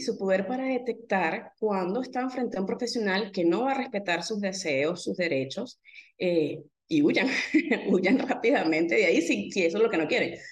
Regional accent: Venezuela

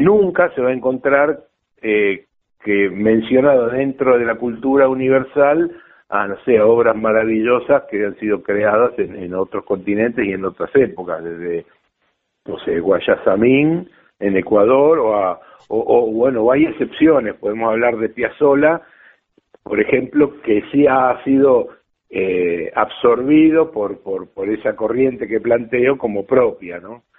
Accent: La Plata, Buenos Aires Province, Argentina; Yo nací en Capital, pero por suerte cuando era un niño, tenía dos años, tres años, nos fuimos a La Plata, estuve unos cinco o seis años viviendo en La Plata

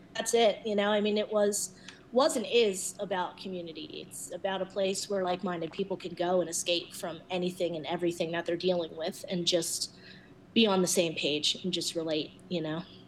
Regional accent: Philadelphia, Pennsylvania, United States; moved away as an adult; now in Denver, United States; I was coming from Philadelphia

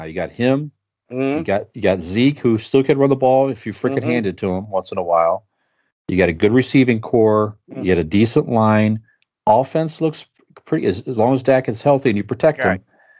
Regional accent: Northeast Ohio, United States; we're from Northeast Ohio.

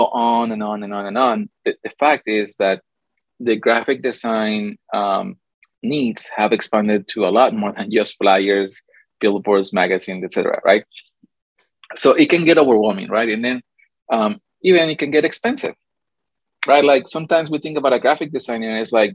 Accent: Mexico City, Mexico; also born or lived in California; now in Arizona, United States; I'm Mexican. So as you can see, like I put it on my points, I was born in California, grew up in Mexico City, then moved to Arizona, and I've been here for almost 10 years

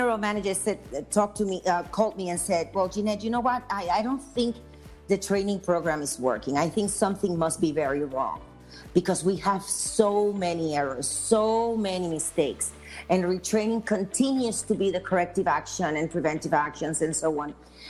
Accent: Puerto Rico; I am from Puerto Rico, and in Puerto Rico, we have a lot of manufacturing facilities

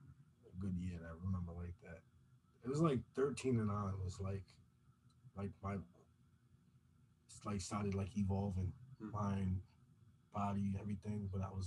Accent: Providence, Rhode Island, United States; also born or lived in Riverside, East Providence; I was born in Southside. I grew up in West Elmwood.

